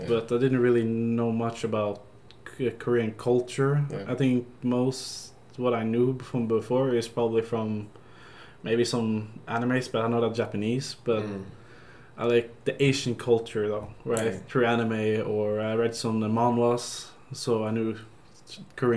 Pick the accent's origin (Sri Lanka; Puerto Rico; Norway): Norway; I'm from Norway